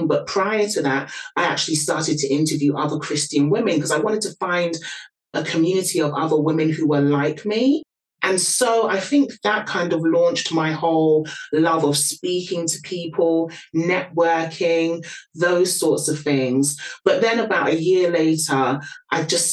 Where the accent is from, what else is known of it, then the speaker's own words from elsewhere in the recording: London, United Kingdom; can probably hear from my accent, born and raised in London.